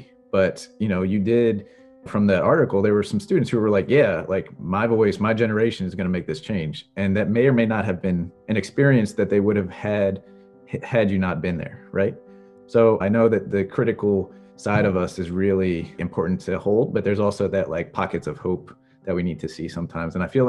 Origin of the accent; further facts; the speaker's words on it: Baltimore, Maryland, United States; also born or lived in South Bronx; I taught in middle school in the South Bronx and then in Baltimore City. I'm from Baltimore originally.